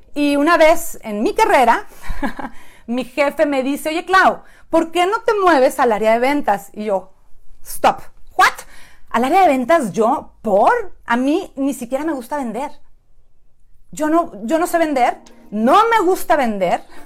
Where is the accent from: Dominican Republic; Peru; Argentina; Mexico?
Mexico; moved away as an adult; now in San Diego, United States; soy mexicana. Tengo ya Nueve, 10 años viviendo en San Diego, California